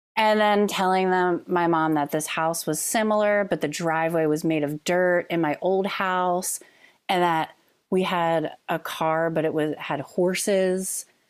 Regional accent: Bucks County, Pennsylvania, United States; I grew up in Bucks County

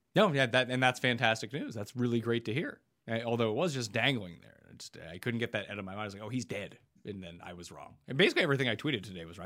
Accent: Canada; growing up in Canada

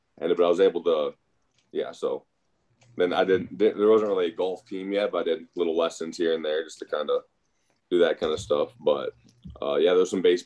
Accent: Waverly, Iowa, United States; also born or lived in Cedar Falls, Iowa; From Waverly, Iowa, originally grew up, moved there in third grade. Before that, I was kind of all over the place

